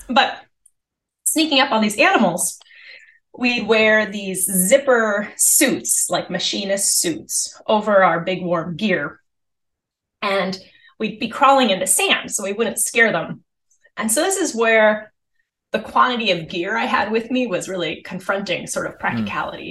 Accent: Seattle, Washington, United States; also born or lived in Minnesota; I grew up in Seattle

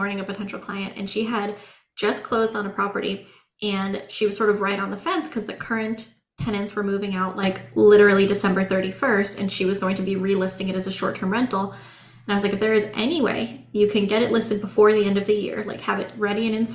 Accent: Central Oregon, United States; I grew up in Central Oregon

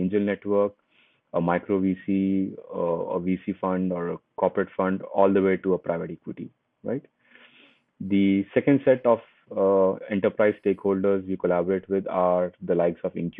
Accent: Hyderabad, Telangana, India; So I come from India and a very small city in India called Hyderabad. I was born there

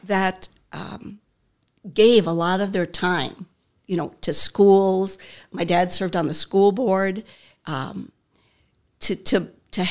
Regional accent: Murdock, Minnesota, United States; also born or lived in Benson, Minnesota; I was born in Benson, but I lived in Murdoch all those years. And most of my little stories are about my growing up in Murdoch.

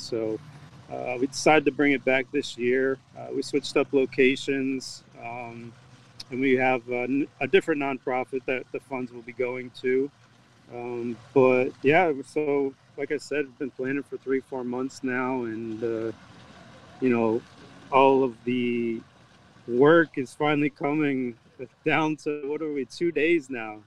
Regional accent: Massachusetts, United States; now in Jacksonville, United States; I'm originally from Massachusetts

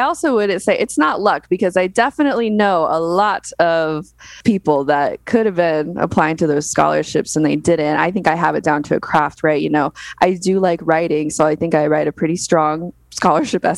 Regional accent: Las Vegas, Nevada, United States; I was born and raised in Las Vegas

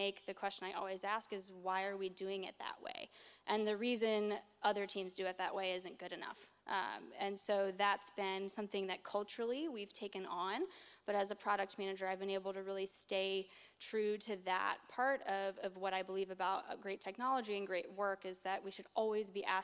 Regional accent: the South, United States; accent: Southern; moved away as an adult; also born or lived in Virginia / Georgia; now in Seattle, United States; I'm originally a Southerner, so if you hear me drop a y'all, that's what that is. I grew up in Virginia and Georgia

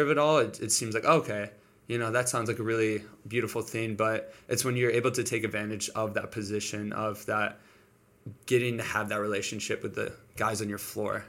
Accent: Detroit, Michigan, United States; moved away as an adult; now in Springfield, United States; So I'm from Michigan, Detroit, Michigan

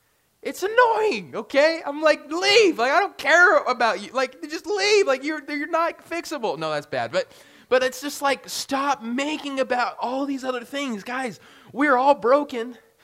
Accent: United States

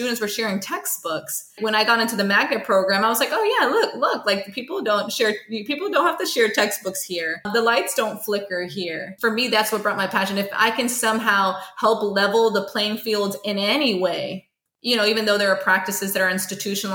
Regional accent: Stone Mountain, Georgia, United States; growing up in Stone Mountain.

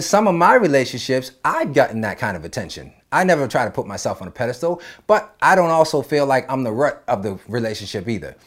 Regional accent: East Coast, United States; now in Los Angeles, United States; with me growing up on the East Coast, I wasn't in this L A lifestyle

